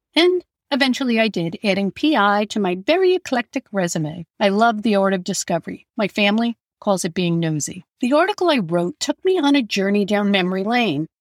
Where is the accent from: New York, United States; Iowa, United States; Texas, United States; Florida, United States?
New York, United States; Long Island; I grew up on Long Island in New York, and we moved a couple of times during my years in grades K through 12